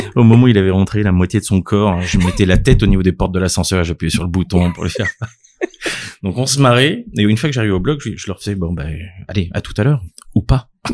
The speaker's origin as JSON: {"language": "French", "town": "Clermont-Ferrand", "region": "Auvergne-Rhône-Alpes", "country": "France", "tie": "born or raised there", "moved": "as an adult", "lives_now": "Paris, France", "said": "J'ai grandi euh, à Clermont-Ferrand dans euh, une famille de médecins"}